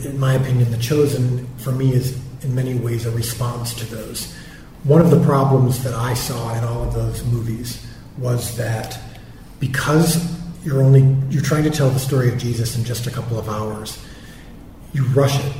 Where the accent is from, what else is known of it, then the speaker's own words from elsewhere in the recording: Zion, Wheaton, Deerfield, Illinois, United States; moved away as an adult; also born or lived in Elgin, Illinois; now in Dallas, United States; I was born and raised in Zion, Wheaton, Deerfield, a few places